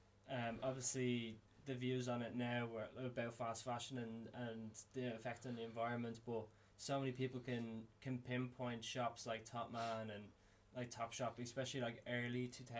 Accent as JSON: {"language": "English", "town": "Dublin", "region": "Leinster", "country": "Ireland", "tie": "born or raised there", "also_born_or_lived": "Australia", "said": "growing up in Drimna, it was all very much like tracksuits."}